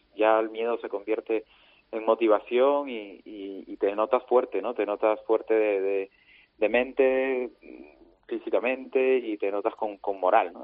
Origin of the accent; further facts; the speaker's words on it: Lima, Peru; los dos años en Lima, en mi tierra